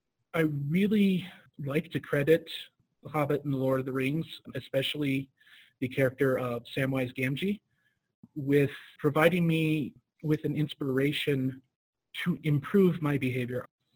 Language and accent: English; Colorado Springs, Colorado, United States; I'm 36, and I am from Colorado Springs, Colorado.